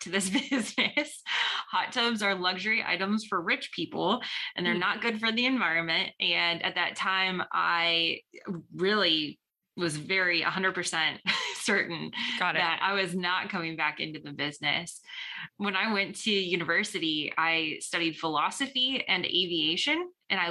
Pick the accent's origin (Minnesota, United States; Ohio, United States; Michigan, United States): Ohio, United States; North Canton; So I'm from Northeast Ohio originally. I grew up in North Canton, went to high school in North Canton